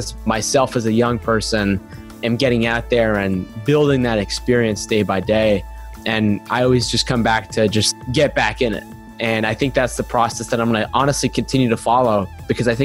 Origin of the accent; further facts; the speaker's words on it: United States; growing up in America